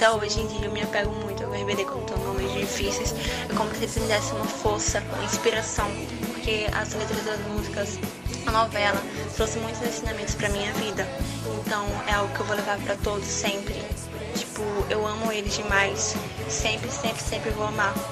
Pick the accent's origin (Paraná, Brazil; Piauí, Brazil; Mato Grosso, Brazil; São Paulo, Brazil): São Paulo, Brazil; sou a …, sou de São Paulo, capital